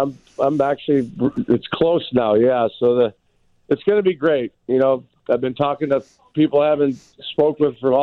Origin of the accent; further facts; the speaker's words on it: Chicago, Illinois, United States; it's in my hometown.